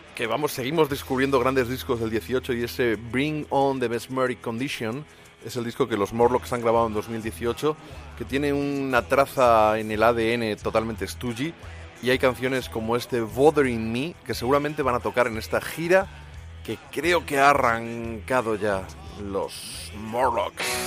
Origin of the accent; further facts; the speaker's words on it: Ciudad Real, Castilla-La Mancha, Spain; yo soy de Ciudad Real, soy de La Mancha